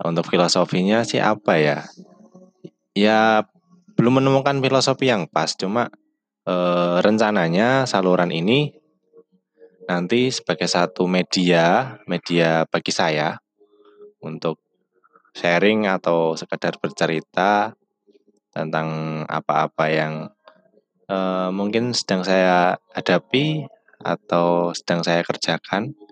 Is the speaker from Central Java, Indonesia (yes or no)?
yes; Todanan, Central Java, Indonesia; born there; Eh, sebelumnya perkenalkan dulu … Eh, saya lahir di Blora, tepatnya di di Todanan lah, ya desa pelosok pokoknya saya lahir di desa.